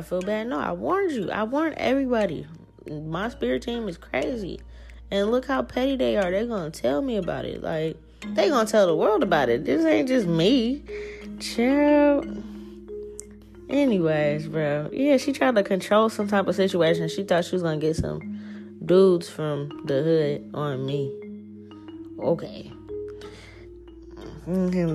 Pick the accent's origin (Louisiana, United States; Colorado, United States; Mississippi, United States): Louisiana, United States; New Orleans; now in Seattle, United States; I'm not even from Seattle, dog. Like, I'm from New Orleans